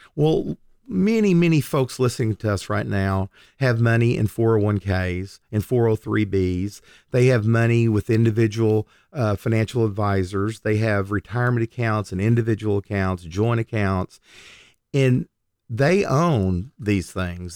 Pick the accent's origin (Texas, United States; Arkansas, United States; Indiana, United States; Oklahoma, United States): Oklahoma, United States; I'm born and raised in Oklahoma